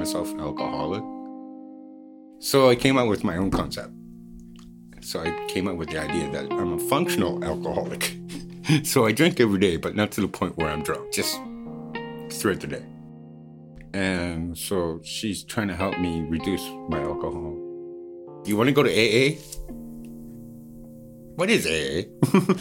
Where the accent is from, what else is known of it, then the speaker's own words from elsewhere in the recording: Newfoundland and Labrador, Canada; now in Vancouver, Canada; I was born in Newfoundland. I grew up